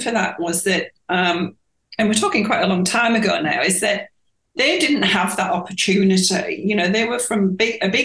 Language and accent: English; York, Yorkshire and the Humber, United Kingdom; moved away as an adult; also born or lived in Winchester / Papua New Guinea; now in Australia; my hometown, York